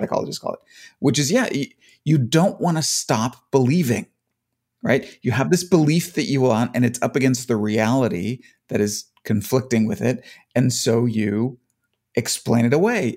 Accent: Cleveland, Ohio, United States; moved away; also born or lived in Phoenix, Arizona; I grew up in Cleveland and then moved away

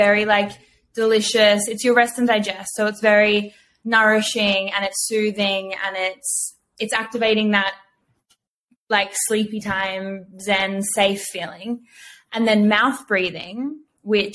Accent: Byron Bay, New South Wales, Australia; I grew up in Byron.

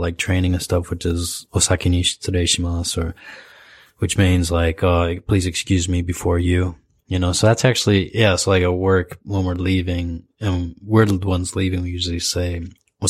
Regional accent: Michigan, United States; now in Japan; I grew up in Michigan

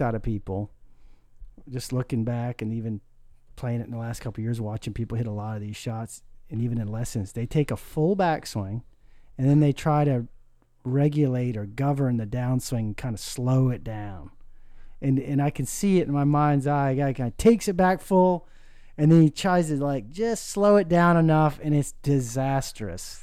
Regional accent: Maine, United States; a nine-hole course up on the island where I grew up in Maine

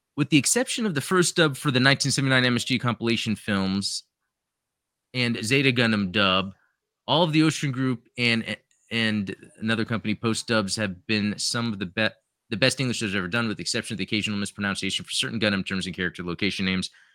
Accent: Canada; As a Canadian

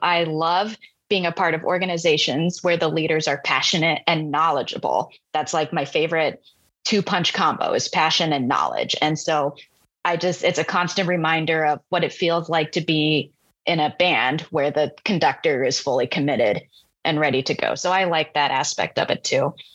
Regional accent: Tri-Cities, Washington, United States; we had a fantastic steel drum band and elementary music program where I grew up in the Tri Cities

